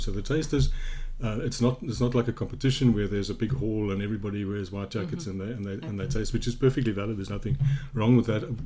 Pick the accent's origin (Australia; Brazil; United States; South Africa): South Africa; Johannesburg, Gauteng; I grew up in Johannesburg